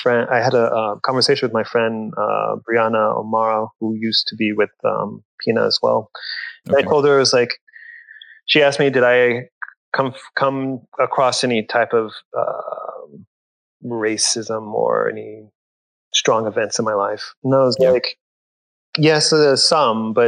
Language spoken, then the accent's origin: English; Corpus Christi, Texas, United States; growing up in South Texas, I would often be misidentified